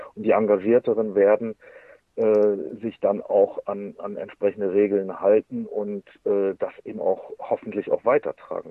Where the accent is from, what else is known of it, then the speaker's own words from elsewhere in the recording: Germany; bei uns in Deutschland